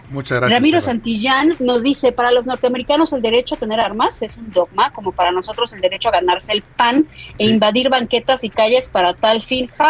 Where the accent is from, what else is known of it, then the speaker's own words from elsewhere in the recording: Mexico City, Mexico; de Ciudad de México